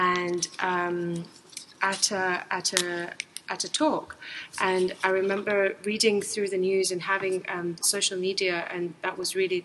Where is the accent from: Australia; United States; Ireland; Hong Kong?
Hong Kong; moved away as an adult; also born or lived in Europe; I grew up in Hong Kong. I did my whole education here.